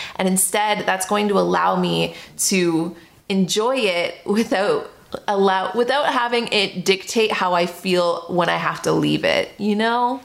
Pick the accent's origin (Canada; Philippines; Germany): Canada; Toronto, Ontario; moved away; I'm from Toronto